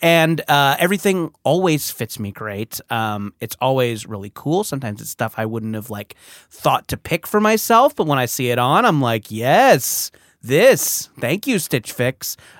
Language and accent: English; San Francisco, California, United States; I'm also from San Francisco.